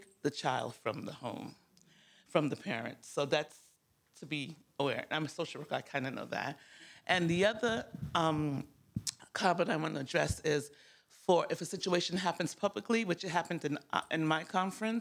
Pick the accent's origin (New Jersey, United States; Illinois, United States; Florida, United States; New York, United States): New York, United States; I'm from New York